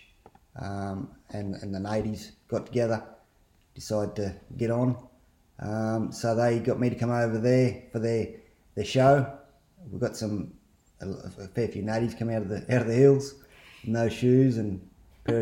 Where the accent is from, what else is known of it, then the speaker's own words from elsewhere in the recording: Scone, New South Wales, Australia; I grew up in Scone, Hunter Valley. Actually in town.